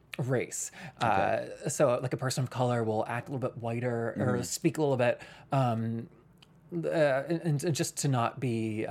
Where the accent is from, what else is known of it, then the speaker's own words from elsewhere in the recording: the South, United States; I grew up in the South.